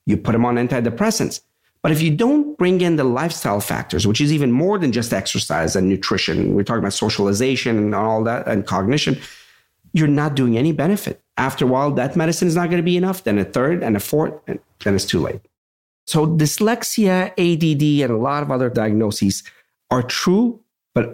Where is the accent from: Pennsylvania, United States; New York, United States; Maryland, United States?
Pennsylvania, United States; Pittsburgh; I'm from Pittsburgh.